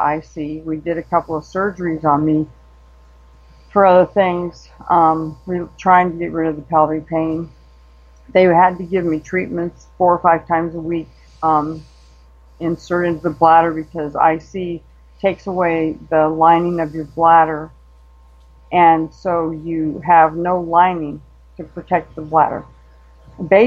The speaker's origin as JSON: {"language": "English", "town": "Denver", "region": "Colorado", "country": "United States", "tie": "born or raised there", "moved": "as an adult", "lives_now": "Arizona, United States", "said": "we moved from Denver, where I was originally born, to Arizona because of jobs"}